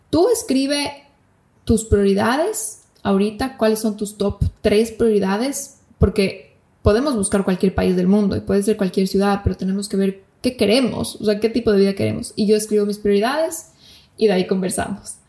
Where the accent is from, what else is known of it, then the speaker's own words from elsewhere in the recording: Ecuador; moved away as an adult; also born or lived in Bali / Malaysia / Turkey; now in Buenos Aires, Argentina; como ecuatorianos podemos quedarnos